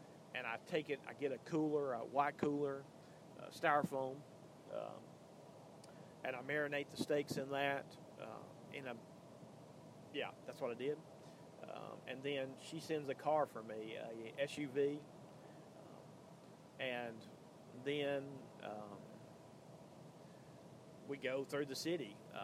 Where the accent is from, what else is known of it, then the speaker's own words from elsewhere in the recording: Birmingham, Alabama, United States; also born or lived in Tuscaloosa, Alabama; But Birmingham, where I'm from, I don't live in Birmingham, but I'm from Birmingham